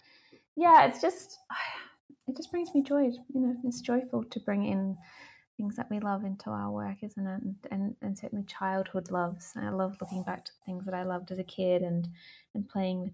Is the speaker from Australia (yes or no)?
yes; Australia; moved away; also born or lived in Melbourne; I grew up in Australia